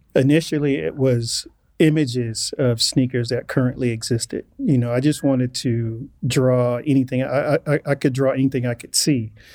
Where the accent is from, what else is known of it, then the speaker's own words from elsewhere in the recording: Inglewood, California, United States; as a black male growing up in Inglewood in the 80s